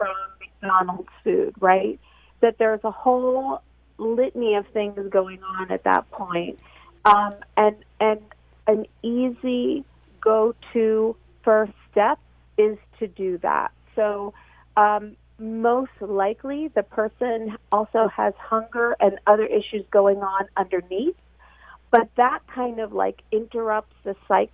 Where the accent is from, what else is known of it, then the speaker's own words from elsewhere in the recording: Argentina; moved away; I was born in Argentina